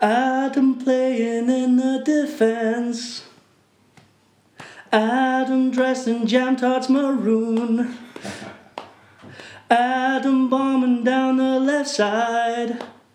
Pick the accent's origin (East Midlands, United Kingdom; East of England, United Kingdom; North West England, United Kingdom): North West England, United Kingdom; Manchester; I'm from Manchester.